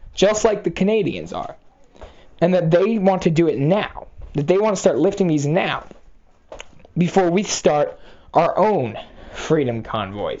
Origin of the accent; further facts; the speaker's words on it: Massachusetts, United States; my home state